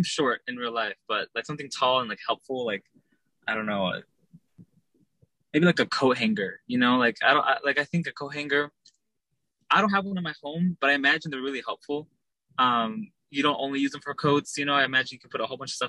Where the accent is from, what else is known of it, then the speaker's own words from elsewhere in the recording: Dallas, Texas, United States; also born or lived in Long Beach, California; I'm from Dallas, Texas. I was born in Long Beach, California